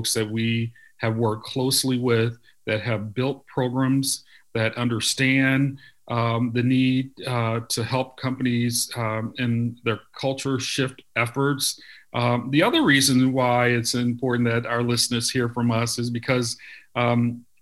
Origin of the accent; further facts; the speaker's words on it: St. Louis, Missouri, United States; I grew up in North St. Louis County, St. Louis, Missouri County